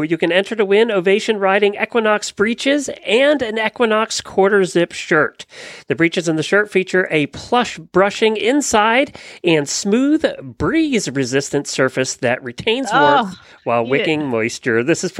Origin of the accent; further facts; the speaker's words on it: Pennsylvania, United States; where we grew up in Pennsylvania, they're supposed to get a foot of snow tomorrow.